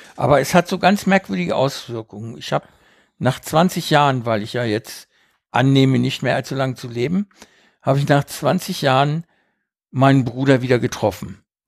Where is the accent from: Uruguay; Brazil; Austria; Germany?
Uruguay; moved away; Ich bin ja auf einer Farm aufgewachsen in Uruguay